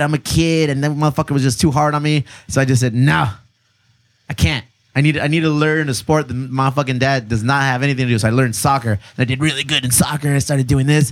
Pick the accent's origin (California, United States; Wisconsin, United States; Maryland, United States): California, United States; Bonita; I grew up in Benita